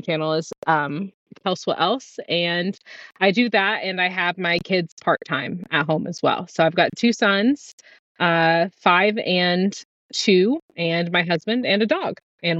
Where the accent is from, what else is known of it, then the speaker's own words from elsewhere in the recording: Missouri, United States; I'm from Missouri, currently residing in Kansas City, Missouri, and we travel a lot.